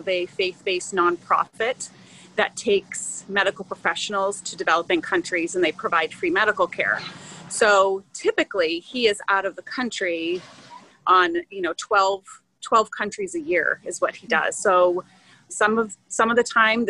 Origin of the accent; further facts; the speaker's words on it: Massachusetts, United States; moved away as an adult; now in Maryland, United States; I am originally from Massachusetts, which is not known for homeschooling